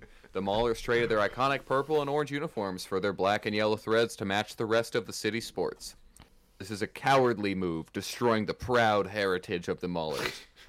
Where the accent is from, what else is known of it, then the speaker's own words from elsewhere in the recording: Nebraska, United States; Rozier and I actually have a ton in common. We are both from Nebraska and spent a year in Pittsburgh.